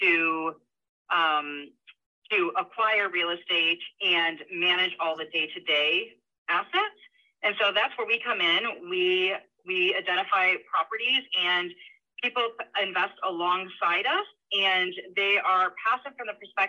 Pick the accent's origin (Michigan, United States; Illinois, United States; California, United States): Michigan, United States; moved away as an adult; also born or lived in Florida; So I was born and raised in Michigan, moved to Florida, got a job there.